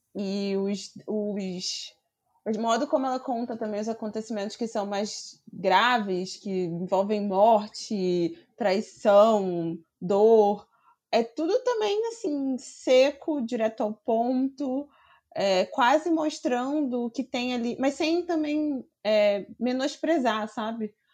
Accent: Rio de Janeiro, Brazil; eu sou do Rio de Janeiro

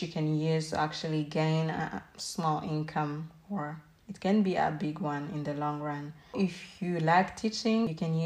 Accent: Rwanda; moved away as an adult; I may have worked in Rwanda, my home country, as a waitress

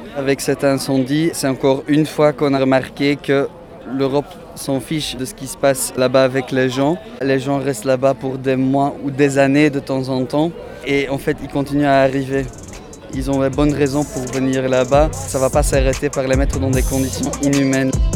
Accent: Mechelen, Flanders, Belgium; je viens de Malines

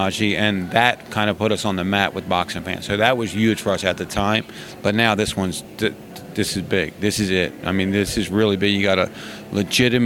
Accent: Philadelphia, Pennsylvania, United States; I'm from Philly

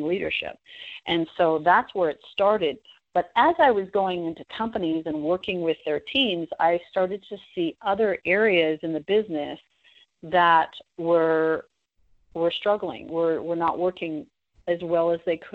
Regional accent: Toronto, Ontario, Canada; moved away as an adult; now in United States; I moved to the U.S. from Canada. I'm originally from Toronto

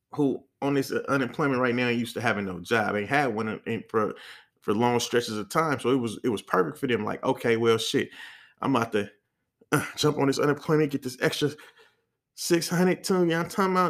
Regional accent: the Bay Area, California, United States; I'm from the Bay

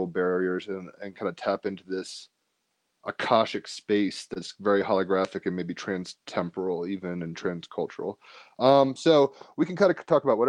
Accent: East Coast, United States; I grew up on the East Coast

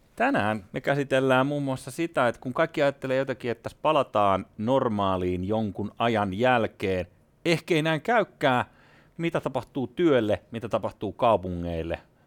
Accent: Espoo, Uusimaa, Finland; itse olen kasvanut Espoon Tuomerilassa ja Kirstinmäessä

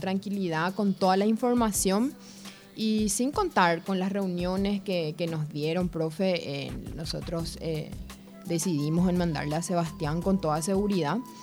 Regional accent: Ciudad del Este, Alto Paraná, Paraguay; nosotros, eh, somos de Ciudad del Este

